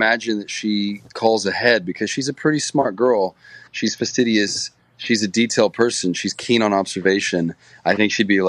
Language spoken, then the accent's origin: English; Reno, Nevada, United States; Reno is my hometown.